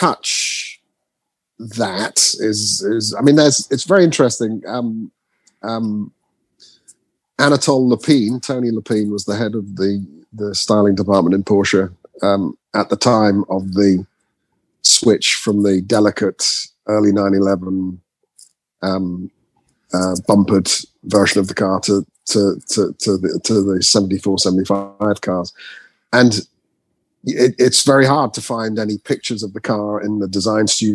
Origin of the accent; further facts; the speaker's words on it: Norwich, East of England, United Kingdom; I spent a lot of time in Norwich, where I was born in Norwich